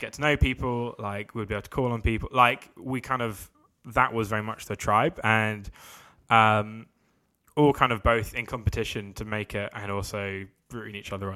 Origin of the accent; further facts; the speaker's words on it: London, United Kingdom; I'm from London.